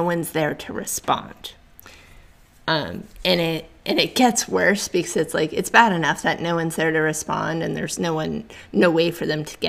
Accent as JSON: {"language": "English", "region": "New England", "country": "United States", "moved": "yes", "said": "I'm originally from New England, so I'm an East Coast girl"}